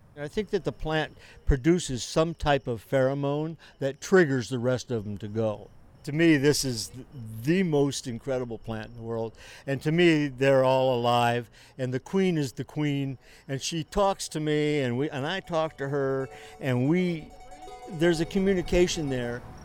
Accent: Pacific Northwest, United States; moved away; I was raised in Pacific Northwest

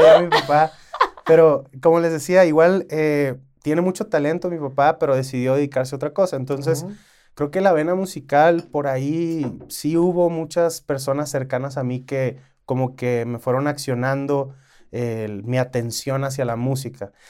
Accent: Culiacán, Sinaloa, Mexico; yo como soy de Culiacán

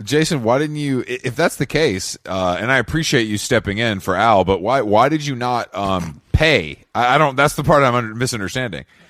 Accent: Atlanta, Georgia, United States; my hometown of Atlanta, Georgia

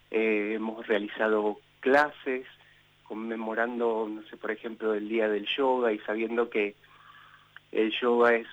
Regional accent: Casilda, Santa Fe, Argentina; yo soy santafesino del sur de Santa Fe, de una ciudad que se llama Casilda, este, a 50 kilómetros de Rosario. Eh, nací ahí, mi familia es de ahí.

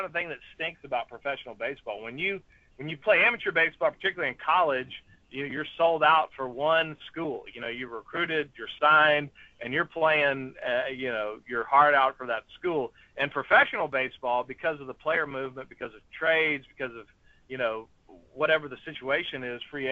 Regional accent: Texas, United States; I'm from Texas.

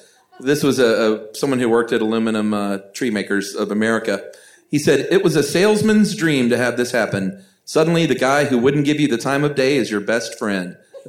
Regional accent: Atlanta, Georgia, United States; I'm just from Atlanta.

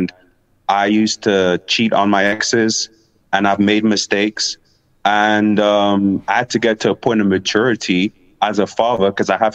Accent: England, United Kingdom; also born or lived in Africa; now in Ecuador; I grew up in England

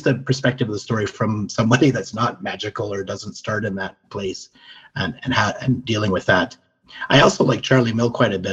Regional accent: Canada; We are Canadian

